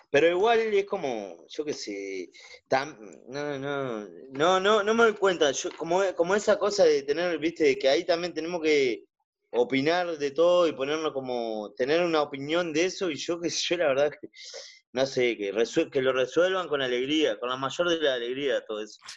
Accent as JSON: {"language": "Spanish", "town": "San José de Mayo", "region": "San José", "country": "Uruguay", "tie": "born or raised there", "moved": "yes", "lives_now": "Solimar, Uruguay", "said": "soy de San José y en San José lo único que hacíamos era calle."}